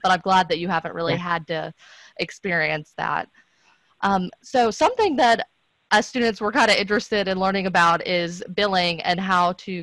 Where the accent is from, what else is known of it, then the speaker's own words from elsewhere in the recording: Tennessee, United States; I'm from Tennessee